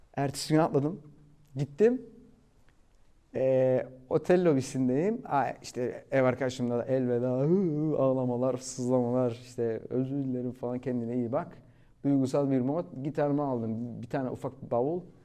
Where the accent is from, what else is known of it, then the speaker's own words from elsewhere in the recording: Cyprus; moved away as an adult; also born or lived in London, United Kingdom / Cardiff, United Kingdom / Ibiza, Spain / Australia; now in Turkey; Kıbrıs'ta doğdum zaten. Yani 22 yaşına kadar Kıbrıs'taydım